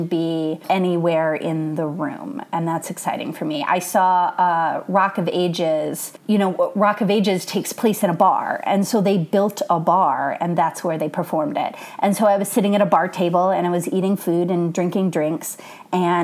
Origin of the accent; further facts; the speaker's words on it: Michigan, United States; moved away as an adult; also born or lived in Colorado; now in Los Angeles, United States; I grew up in Michigan and then did my undergrad in Colorado and then moved out to Los Angeles for grad school.